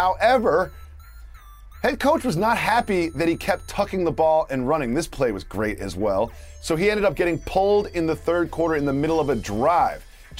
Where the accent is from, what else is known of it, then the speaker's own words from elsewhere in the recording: New York, United States; being a New Yorker